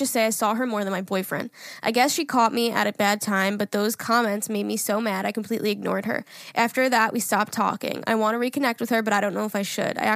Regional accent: California, United States

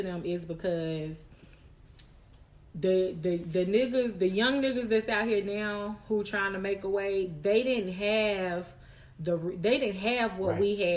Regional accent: Charlotte, North Carolina, United States; We was raised in Charlotte off West Boulevard

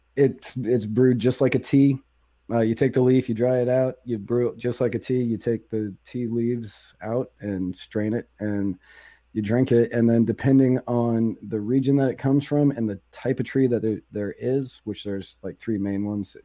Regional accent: Virginia, United States; I grew up in Virginia

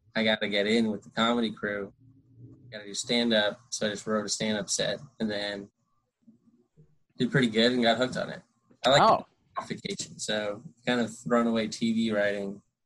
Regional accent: Connecticut, United States; born or raised there; moved away as an adult; also born or lived in New York City / California / Colorado; now in Los Angeles, United States

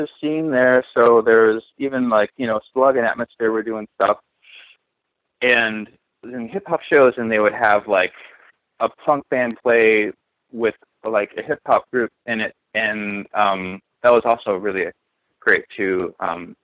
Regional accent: Minneapolis, Minnesota, United States; moved away as an adult; also born or lived in Bloomington, Illinois / central Illinois; now in New York, United States; Minneapolis and Minnesota is like kind of where I'm from, because that's where my formative years were spent

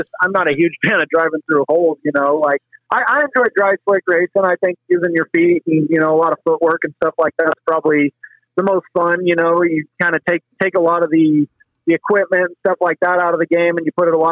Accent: Quilcene, Washington, United States; moved away as an adult; also born or lived in California / Knoxville; now in Ohio, United States; I'm from the Olympic Peninsula out there in Quilcene, Washington. That's my home. That's where I grew up

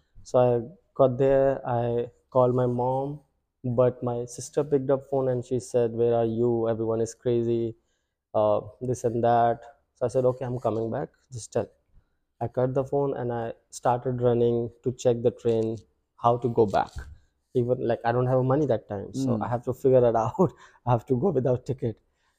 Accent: Delhi, India; moved away; I'm from North India, it's in Delhi.

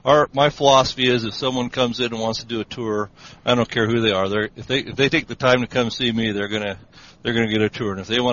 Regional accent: Spokane, Washington, United States; now in Yakima, United States; I was born in Spokane, Washington, which is about 200 miles here from Yakima.

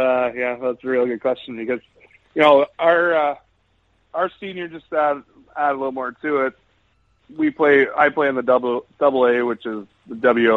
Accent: Ontario, Canada; Shelburne was a it's a 10-minute drive from my hometown, so that's where I started out.

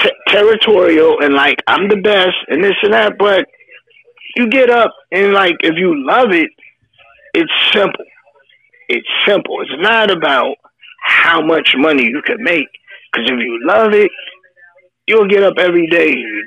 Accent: New Jersey, United States; I grew up and lived in New Jersey all my life

